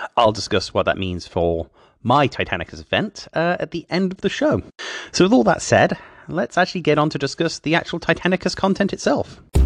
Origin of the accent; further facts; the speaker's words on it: Oklahoma, United States; driving a taxi around my hometown in Oklahoma